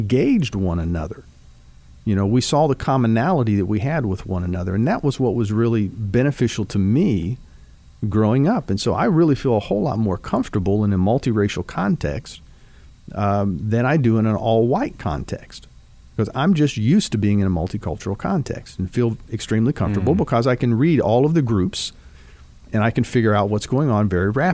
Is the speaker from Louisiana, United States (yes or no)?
no; Dayton, Ohio, United States; now in Kentucky, United States; being the age that I am and growing up in Dayton, Ohio